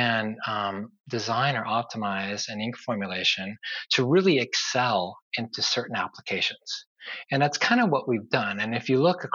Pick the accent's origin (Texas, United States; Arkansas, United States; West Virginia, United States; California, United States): California, United States; San Diego; I grew up in San Diego, lived all my life here until recently